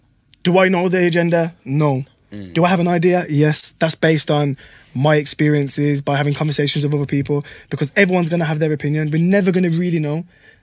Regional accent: Wolverhampton, West Midlands, United Kingdom; I'm from Park Village, I grew up in Park Village.

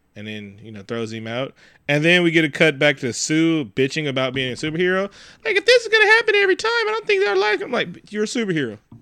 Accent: the Bay Area, California, United States; I'm also from the Bay

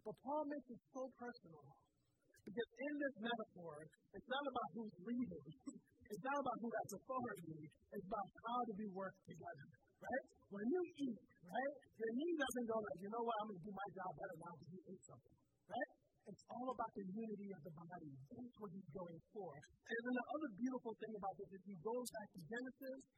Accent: Southwest Florida, United States; I grew up in Southwest Florida

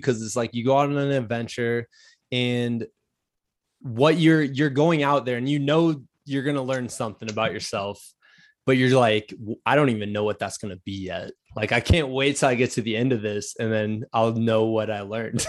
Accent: Iowa, United States; now in Virginia, United States; I'm from Iowa, so, like, we moved to Virginia.

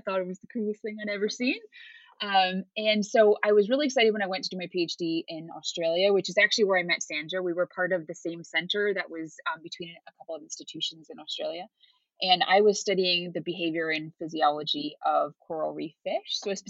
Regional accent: United States; So I obviously am originally from the US, but I've moved around a ton.

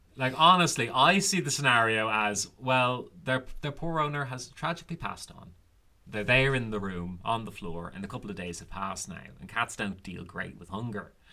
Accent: Ireland; the Irish have long loved puns. You can even see it in the old literature that we loved punning on names

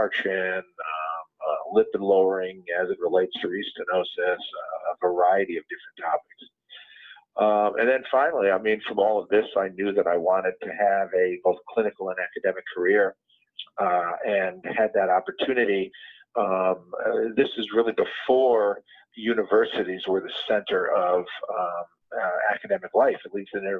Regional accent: Shaker Heights, Ohio, United States; moved away; I grew up in Cleveland or Shaker Heights, Ohio

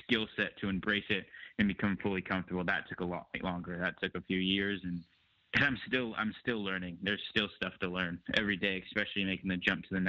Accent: San Jose, California, United States; it's my home and that's where I grew up.

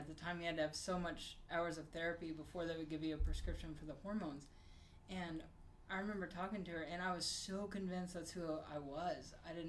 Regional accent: Bartlesville, Oklahoma, United States; I grew up in Bartlesville, Oklahoma

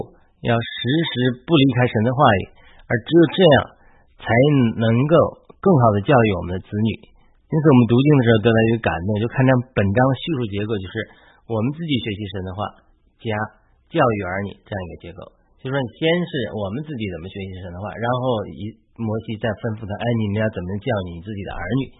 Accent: China; 作为一个中国基督徒

